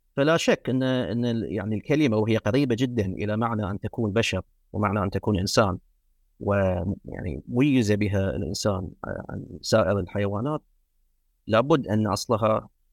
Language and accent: Arabic; Muharraq, Muharraq Governorate, Bahrain; first language Arabic; also born or lived in United States; من مواليد المحرر في مملكة البحرين